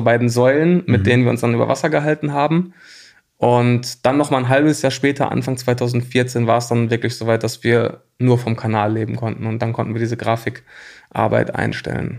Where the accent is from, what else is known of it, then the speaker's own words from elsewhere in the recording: Hattingen, North Rhine-Westphalia, Germany; also born or lived in Bochum / Cologne; Ich äh, bin geboren in Hattingen. Das ist direkt nebenan, kleine Stadt im Ruhrgebiet. Und wenn man da aufwächst, dann ist Bochum so die nächstgrößere Stadt